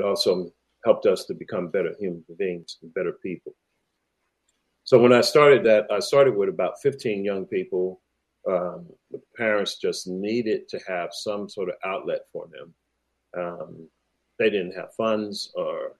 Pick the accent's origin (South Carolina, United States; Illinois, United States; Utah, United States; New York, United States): New York, United States; moved away as an adult; now in Australia; I was growing up in New York